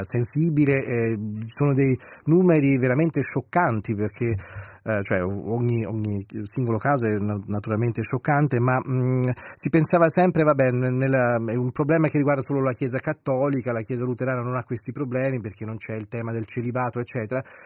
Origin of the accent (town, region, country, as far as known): Switzerland